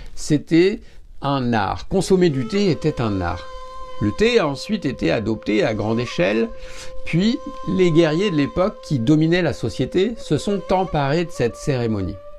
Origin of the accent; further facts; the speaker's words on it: France; Parce que je suis français